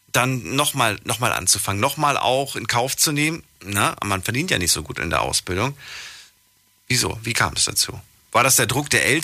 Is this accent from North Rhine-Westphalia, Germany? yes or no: no; Thannhausen, Bavaria, Germany; Ich komme auch aus Tannhausen, aus Bayern.